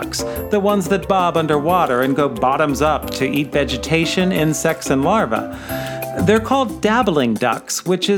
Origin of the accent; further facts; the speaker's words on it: Midwest, United States; Rivers and lakes are the only large bodies of water that I grew up near living in the Midwest.